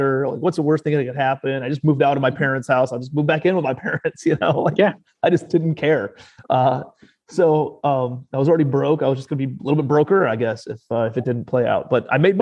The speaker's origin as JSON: {"language": "English", "town": "Cleveland", "region": "Ohio", "country": "United States", "tie": "born or raised there", "also_born_or_lived": "New York City", "moved": "as an adult", "said": "I'm a kid from Cleveland, Ohio, and graduated from Cleveland"}